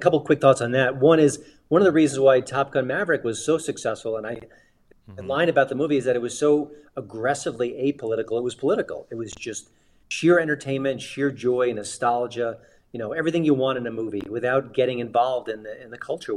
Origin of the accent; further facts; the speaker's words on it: New York, United States; when I grew up in New York